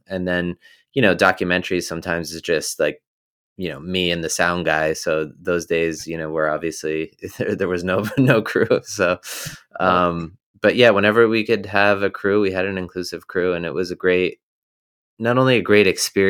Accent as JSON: {"language": "English", "region": "New Jersey", "country": "United States", "tie": "born or raised there", "said": "So I grew up in New Jersey, you know, more the countryside of New Jersey."}